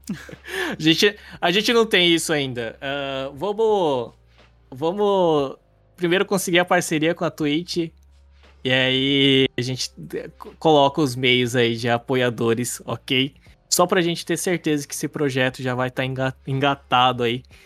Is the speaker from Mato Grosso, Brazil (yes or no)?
yes; Cuiabá, Mato Grosso, Brazil; a gente é de Cuiabá